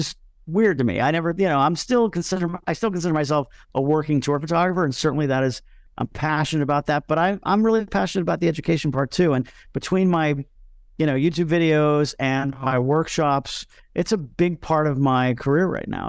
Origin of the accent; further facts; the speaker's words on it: Miami, Florida, United States; My hometown is Miami, Florida